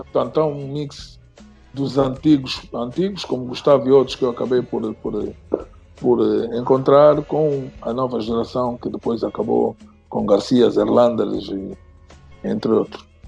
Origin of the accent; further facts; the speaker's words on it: Angola; also born or lived in Lisbon, Portugal; Eu saí de Angola